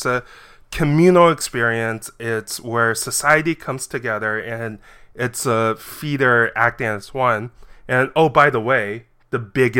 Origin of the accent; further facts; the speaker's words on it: China; I was born in China, and this movie was actually filmed in my hometown in China